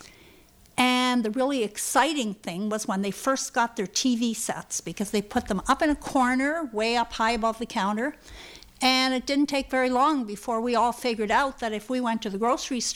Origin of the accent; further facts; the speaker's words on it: Brudenell, Ontario, Canada; we were growing up in Brudenell